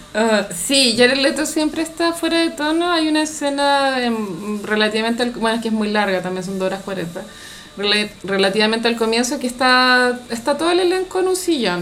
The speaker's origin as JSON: {"language": "Spanish", "town": "Santiago", "region": "Santiago Metropolitan Region", "country": "Chile", "said": "no quiero sonar como demasiado santiaguina"}